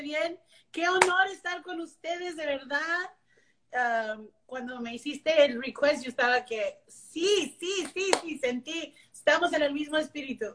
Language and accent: Spanish; Las Milpas, Texas, United States; first language English; Spanish is a second language; also born or lived in McAllen, Texas; now in Dallas, United States; nací en McAllen, pero crecí en un pueblito que se llama Las Milpas, Texas